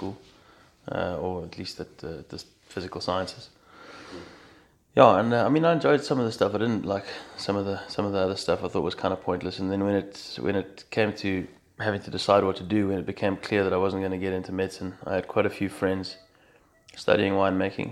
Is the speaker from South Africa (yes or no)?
yes; Cape Town, Western Cape, South Africa; I grew up in Welgemoot, in the northern suburbs for the first few years.